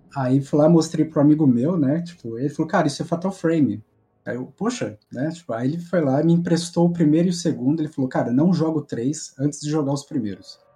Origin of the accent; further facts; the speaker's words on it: Campinas, São Paulo, Brazil; eu sou de Campinas, São Paulo